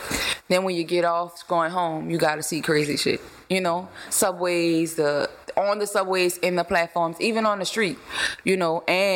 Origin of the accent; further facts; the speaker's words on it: New Orleans, Louisiana, United States; I'm from New Orleans.